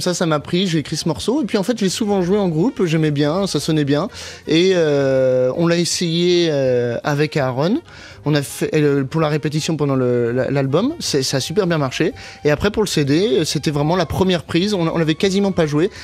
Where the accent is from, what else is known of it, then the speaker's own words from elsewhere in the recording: Paris, Île-de-France, France; moved away as an adult; also born or lived in Boston, United States; now in New York, United States; j'ai grandi à Paris